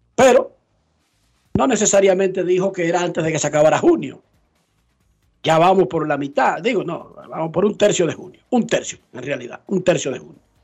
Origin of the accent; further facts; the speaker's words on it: Dominican Republic; now in Orlando, United States; Yo soy dominicano